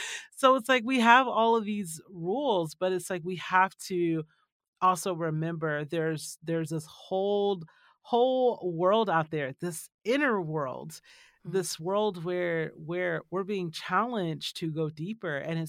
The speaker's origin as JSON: {"language": "English", "region": "Georgia", "country": "United States", "tie": "born or raised there", "also_born_or_lived": "California / Tennessee / Texas", "lives_now": "Arizona, United States", "said": "And by the time I was born in California and then grew up in Georgia, lived in Tennessee, lived in Texas, went back to California, and now we're in Arizona."}